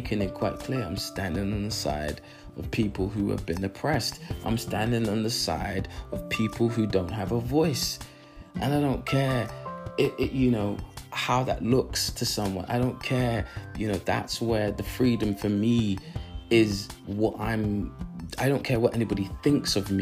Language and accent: English; London, United Kingdom; I live in London, you know, I was born in London